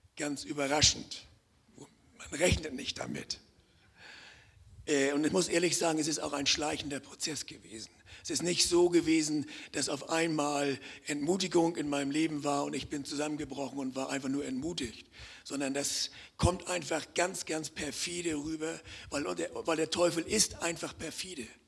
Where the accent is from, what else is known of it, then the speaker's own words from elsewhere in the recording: Hamburg, Germany; moved away as an adult; now in Konstanz, Germany; ich komme ja aus dem Norden, ich bin ja Hamburger, vielleicht hören das einige auch am, am Akzent